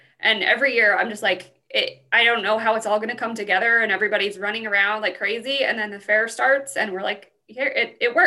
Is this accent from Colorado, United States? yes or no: yes; Pueblo, Colorado, United States; I'm from Pueblo, so I grew up coming to the fair for my entire life